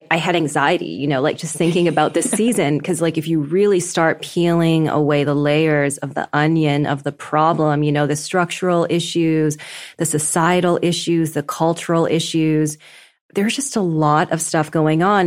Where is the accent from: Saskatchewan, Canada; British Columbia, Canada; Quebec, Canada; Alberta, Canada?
British Columbia, Canada; Vancouver; moved away; And I'm Canadian, so I grew up in Vancouver.